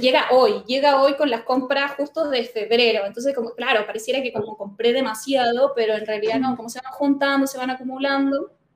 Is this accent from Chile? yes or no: yes; Chile; moved away as an adult; now in Córdoba, Argentina; yo me crié en Chile